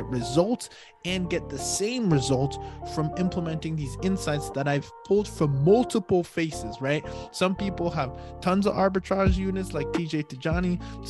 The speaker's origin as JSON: {"language": "English", "town": "Ottawa", "region": "Ontario", "country": "Canada", "tie": "born or raised there", "also_born_or_lived": "Hamilton / Toronto", "moved": "yes", "said": "Cause I did say that before that, like my brother went to UBC, and that's because we actually grew up in Ottawa. Well, Hamilton, Toronto, Ottawa. Then I left Ottawa, went to Boston."}